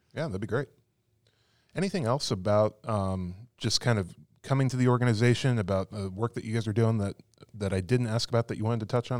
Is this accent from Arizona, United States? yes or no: yes; Arizona, United States; now in North Carolina, United States; I grew up in Arizona